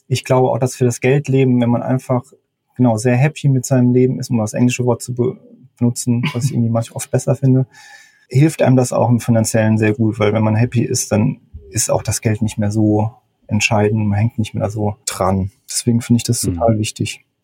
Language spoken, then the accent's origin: German; Mannheim, Baden-Württemberg, Germany; moved away; also born or lived in Hamburg; Ich komme ja eigentlich aus der Mannheimer Gegend